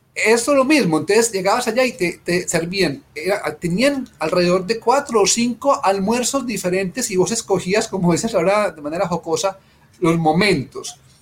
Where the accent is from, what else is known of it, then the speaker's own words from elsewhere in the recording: Colombia; nosotros de verdad colombianos